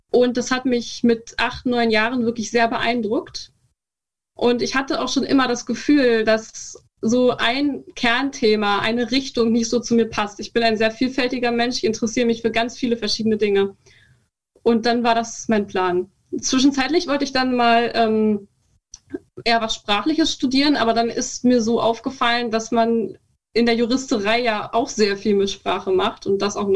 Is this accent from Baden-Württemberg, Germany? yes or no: no; Brandenburg, Germany; also born or lived in Berlin; Ich wurde in Berlin geboren, bin aber in der Prignitz aufgewachsen. Also ich habe da meine ganze Kindheit verbracht. Ähm, wer was nicht kennt, das ist ähm, ein Landkreis im Nordwesten Brandenburgs, also an der Elbe quasi einfach.